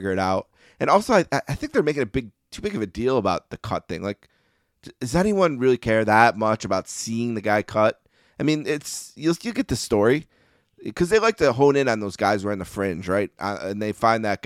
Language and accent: English; New York, United States; also born or lived in Buffalo; I'm a New Yorker